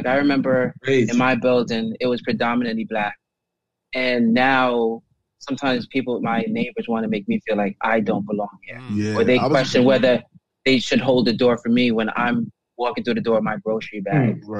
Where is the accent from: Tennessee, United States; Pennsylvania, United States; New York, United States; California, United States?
New York, United States; New York City; The Brooklyn pride that we had growing up when no one wanted to visit because they were too scared to visit at times, it's changed so much